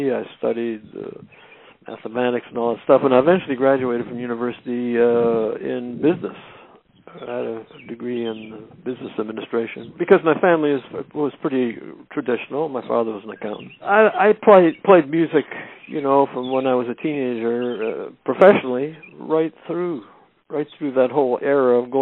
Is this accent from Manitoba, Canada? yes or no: yes; Winnipeg, Manitoba, Canada; moved away as an adult; now in Toronto, Canada; I was raised in Winnipeg. I didn't leave there until I was in my 20 or something like that. I've lived in Toronto since 1967